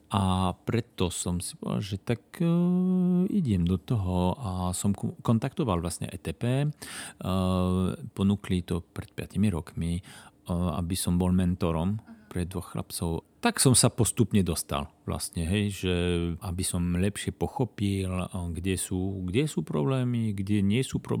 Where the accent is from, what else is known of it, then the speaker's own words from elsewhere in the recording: Belgium; now in Košice, Slovakia; Ja som na Slovensku od roku 2007. Uh-huh. Mhm. Žijem tu v Košiciach.